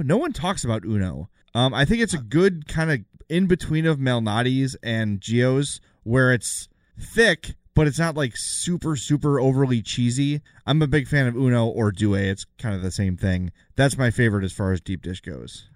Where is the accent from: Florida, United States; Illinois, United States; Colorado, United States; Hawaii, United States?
Illinois, United States; Oak Lawn; also born or lived in South Side, Chicago; now in Homewood, United States; I'm from the South Side, live in Homewood now, grew up in Oak Lawn